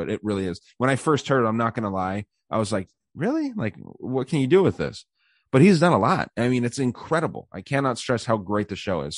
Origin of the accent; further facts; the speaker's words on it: Arizona, United States; my home state of Arizona